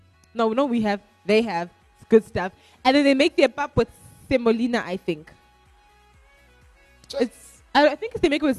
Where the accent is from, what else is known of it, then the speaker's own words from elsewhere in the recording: DR Congo; By the way, if you don't know, I'm from Congo.